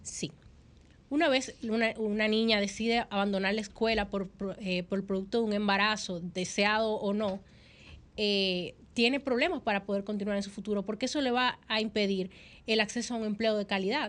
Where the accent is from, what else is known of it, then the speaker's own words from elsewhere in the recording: Dominican Republic; como dominicana